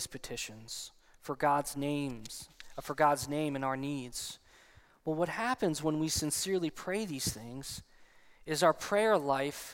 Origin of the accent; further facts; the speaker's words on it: New Jersey, United States; I'm also still from New Jersey